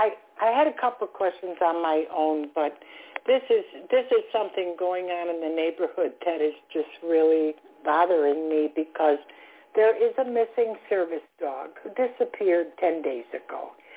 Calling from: Florida, United States; calling from Florida.

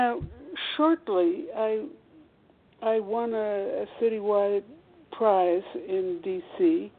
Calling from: Washington, District of Columbia, United States; Washington, D.C. I'm eight blocks from the White House

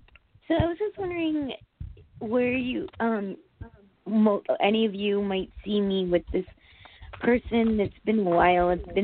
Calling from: Connecticut, United States

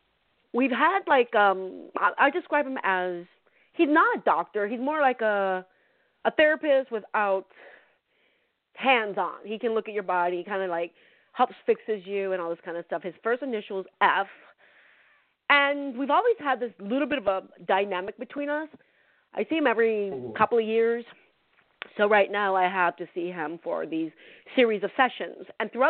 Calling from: California, United States; from California.

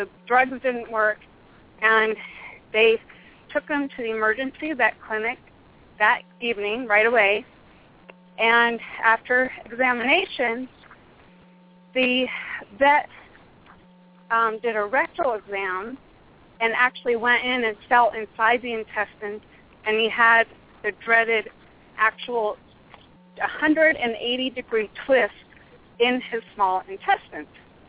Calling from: Phoenix, Arizona, United States; I am in the southeast corner of Phoenix, Arizona.

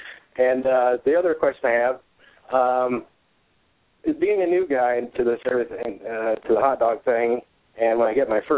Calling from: Peoria, Arizona, United States; I'm calling from Peoria, Arizona.

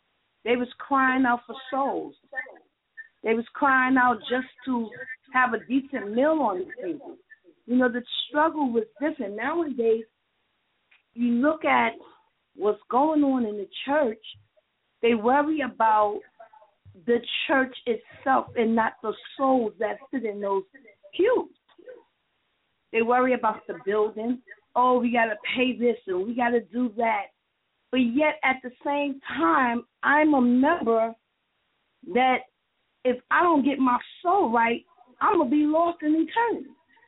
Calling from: New York, United States; I'm calling from New York.

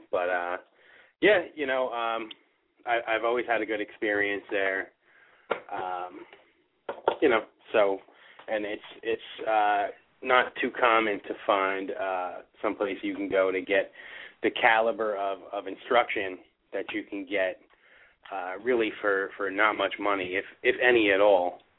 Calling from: New Jersey, United States; I'm calling from New Jersey.

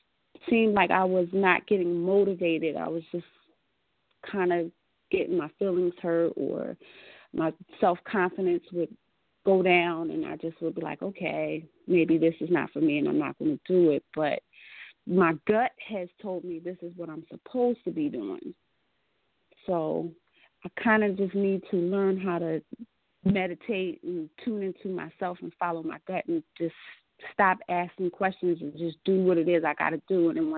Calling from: Atlantic City, New Jersey, United States; I'm calling from Atlantic City, New Jersey, and I am a Sagittarius.

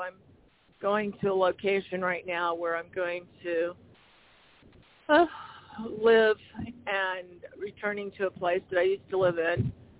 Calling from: Arizona, United States; This is …, and I just wanted to contribute. Oh, Arizona.

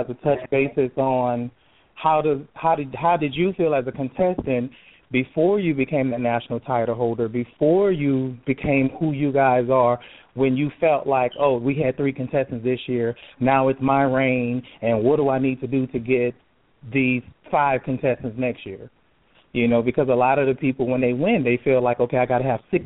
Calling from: Jacksonville, Florida, United States; I'm calling from Jacksonville, Florida

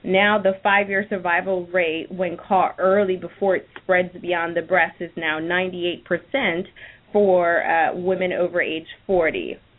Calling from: Virginia, United States; I am calling in from Virginia.

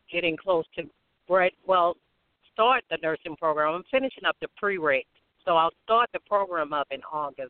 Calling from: Birmingham, Alabama, United States

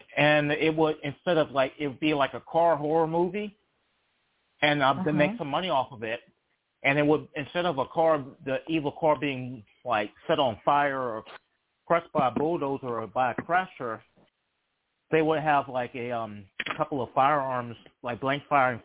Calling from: Charlottesville, Virginia, United States; I'm calling from Charlottesville, Virginia.

